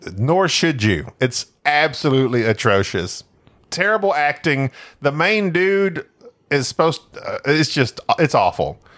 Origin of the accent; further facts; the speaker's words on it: Oklahoma, United States; moved away as an adult; also born or lived in Arkansas; now in Texas, United States; I was raised in Oklahoma for most of my life.